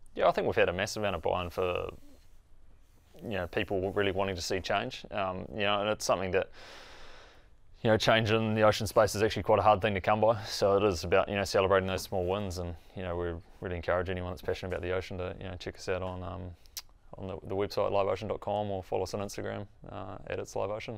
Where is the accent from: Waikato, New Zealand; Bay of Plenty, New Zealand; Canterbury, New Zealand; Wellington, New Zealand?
Bay of Plenty, New Zealand; Tauranga; I grew up in Tauranga